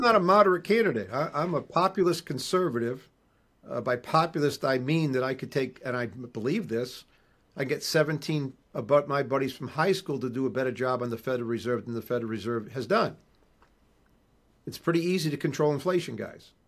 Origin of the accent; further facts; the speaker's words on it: Rhode Island, United States; also born or lived in New England / Maine / Boston; now in New Hampshire, United States; I'm from Rhode Island